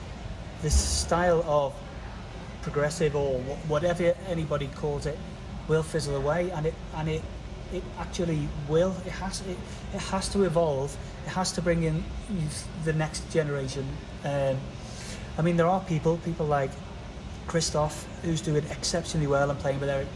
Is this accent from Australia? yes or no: no; England, United Kingdom; I'm English